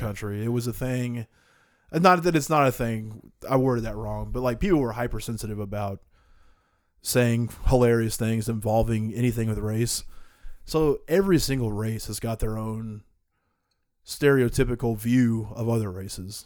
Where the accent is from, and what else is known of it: United States